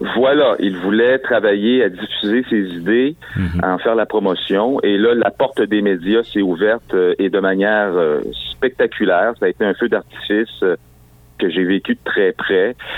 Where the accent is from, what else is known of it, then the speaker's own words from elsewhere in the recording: Quebec City, Quebec, Canada; moi j'étais de Sainte-Foy à Québec